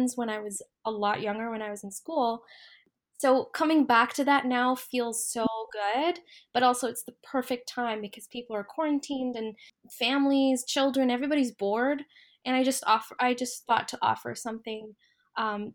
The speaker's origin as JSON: {"language": "English", "country": "Saudi Arabia", "tie": "born or raised there", "also_born_or_lived": "United States / United Arab Emirates", "moved": "yes", "lives_now": "Canada", "said": "I was born in Canada, but I grew up in Saudi Arabia"}